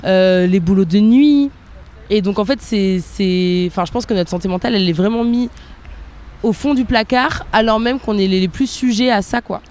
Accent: near Bordeaux, Nouvelle-Aquitaine, France; moi je suis née en France, je suis née près de Bordeaux

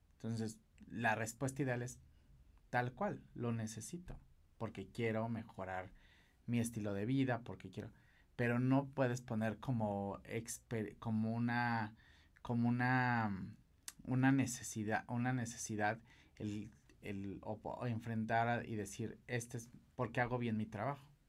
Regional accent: Mexico; los mejores maquilladores eh, somos los mexicanos

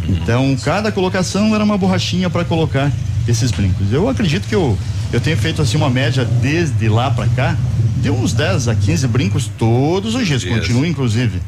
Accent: Pato Branco, Paraná, Brazil; eu sou pato-branquense nato, né? Estive fora de Pato Branco por algum tempo, mas nasci em Pato Branco e pretendo morrer em Pato Branco também

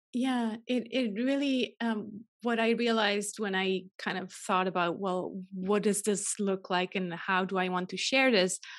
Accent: Switzerland; moved away as an adult; also born or lived in California; I'm originally Swiss, uh, born and raised in Switzerland

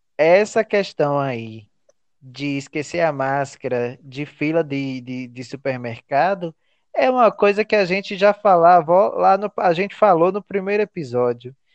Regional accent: Rio de Janeiro, Brazil; sou do Rio de Janeiro

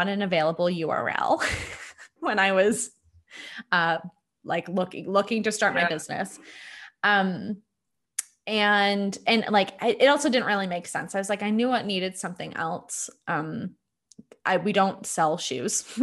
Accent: Hamilton, Ontario, Canada; I had grown up where I'm from Hamilton. I grew up downtown Hamilton

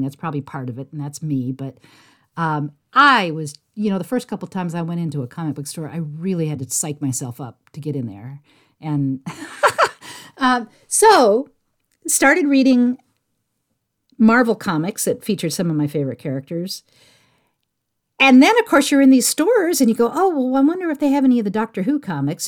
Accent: San Jose, California, United States; I grew up in San Jose, California

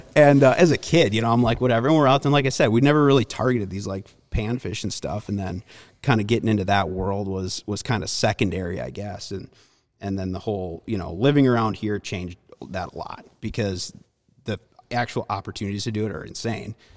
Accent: Minnesota, United States; also born or lived in Milwaukee, Wisconsin; I grew up around Milwaukee. Um, when I was, I mean, probably first, second grade, we moved to Minnesota

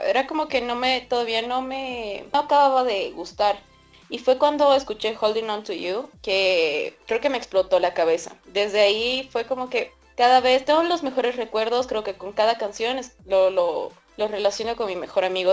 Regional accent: Bolivia; yo soy de Bolivia, creo que soy la única de Bolivia de acá

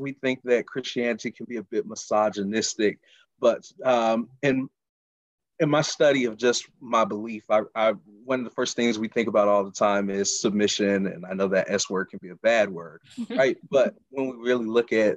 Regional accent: Charlotte, North Carolina, United States; moved away as an adult; now in Baltimore, United States; I'm originally from Charlotte, North Carolina. I've been in the Baltimore area for the last almost 3 years

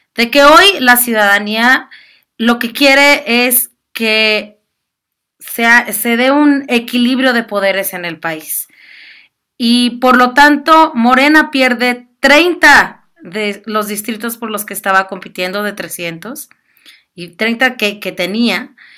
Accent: Mexico; sentirnos de alguna manera como mexicanas y mexicanos

